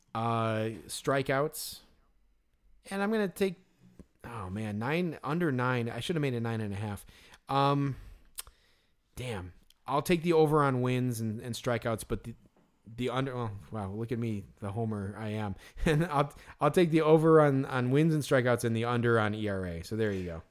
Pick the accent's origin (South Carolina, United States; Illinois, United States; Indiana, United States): Illinois, United States; Chicago; growing up in Chicago